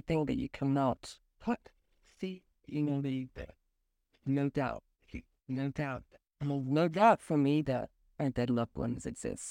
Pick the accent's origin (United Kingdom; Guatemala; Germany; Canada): Germany; Berlin; now in Geneva, Switzerland; I am opera singer from Berlin